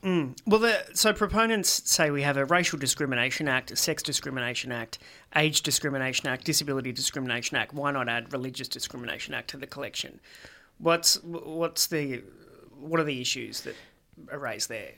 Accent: Australia; as an Australian

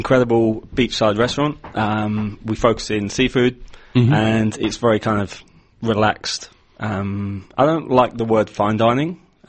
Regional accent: Leicestershire, East Midlands, United Kingdom; also born or lived in Brisbane, Australia; now in Australia; A little place called Leicestershire in England.

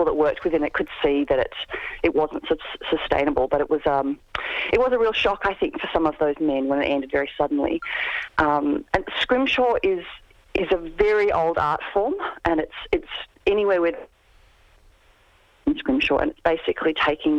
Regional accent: Albany, Western Australia, Australia; I grew up in Albany, which was a whaling town before I was born.

